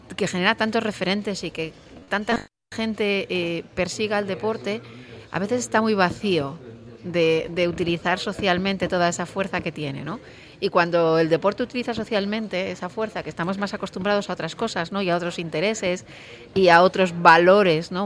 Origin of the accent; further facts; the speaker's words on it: Nava, Asturias, Spain; Yo como soy de Nava